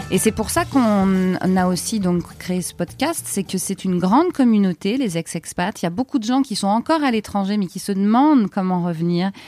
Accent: France; also born or lived in Canada; on est rentré quand même en France, on est français

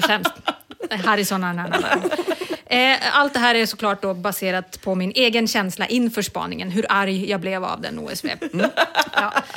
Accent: Umeå, Västerbotten County, Sweden; I Umeå, där jag kommer ifrån, fanns inget IKEA förrän 2016

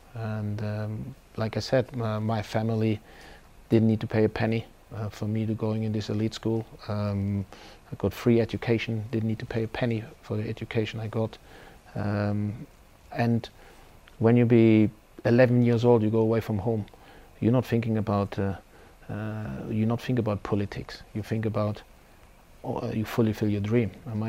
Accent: Germany; I've been out of my home country for quite some time. And at one point in my career as a coach, I would like to challenge myself and see how my philosophy, my way of playing, my way of coaching works in Germany.

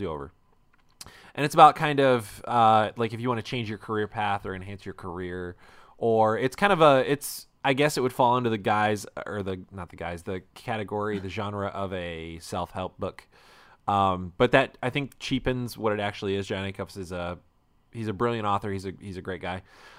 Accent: United States; I was born here. I am an American.

